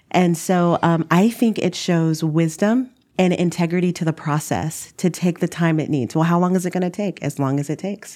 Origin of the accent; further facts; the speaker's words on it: Dallas, Texas, United States; moved away as an adult; now in Minneapolis, United States; I'm from Dallas